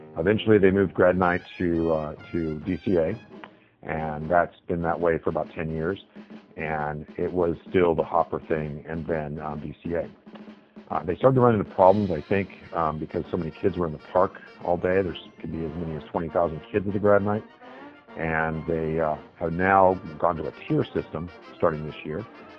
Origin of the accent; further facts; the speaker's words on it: California, United States; also born or lived in Florida / Tennessee; but I actually was mostly from California. I was born in Florida, but I was mostly from California.